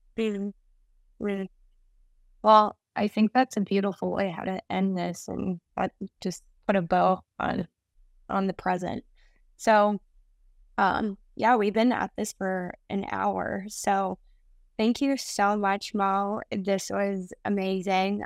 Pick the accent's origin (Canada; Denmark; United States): Canada; I'm from Canada